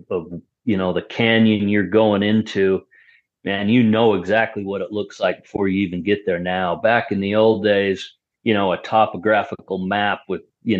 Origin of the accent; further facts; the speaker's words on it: Salt Lake City, Utah, United States; also born or lived in Ogden, Utah / Farmington, Utah; I was born in Salt Lake and lived in Ogden part of my life, and so I've always been here, never lived outside Utah.